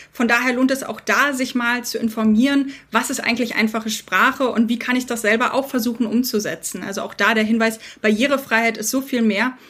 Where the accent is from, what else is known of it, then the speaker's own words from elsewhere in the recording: Berlin, Germany; Ich selbst bin Berlinerin mit britischen Wurzeln